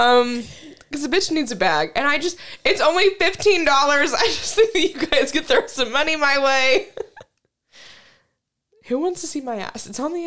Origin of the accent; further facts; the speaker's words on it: Kansas, United States; I'm from Kansas